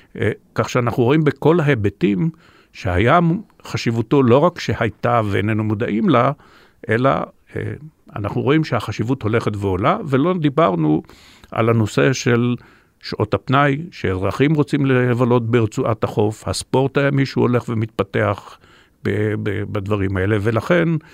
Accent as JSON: {"language": "Hebrew", "country": "Israel", "tie": "born or raised there", "said": "אני דווקא בן מושב"}